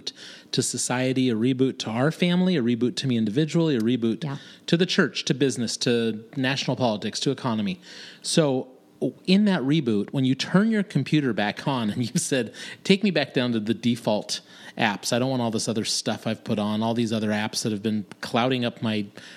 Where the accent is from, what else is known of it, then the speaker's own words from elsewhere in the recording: San Jose, California, United States; Growing up in San Jose, California